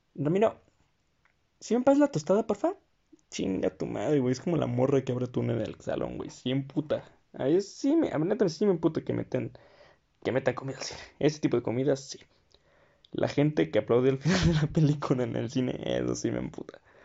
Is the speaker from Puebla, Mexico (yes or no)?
no; Querétaro, Mexico; Porque soy de provincia, porque soy queretano